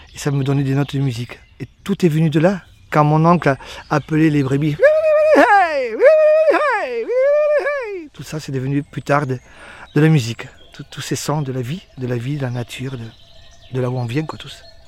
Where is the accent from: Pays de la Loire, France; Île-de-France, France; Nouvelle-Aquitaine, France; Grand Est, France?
Nouvelle-Aquitaine, France; Béarn; dans ma langue de chez moi, dans le Béarnais